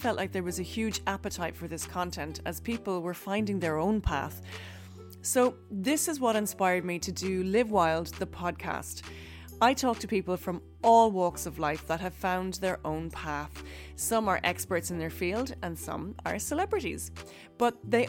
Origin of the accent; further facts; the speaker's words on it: Ireland; I'm an Irish actor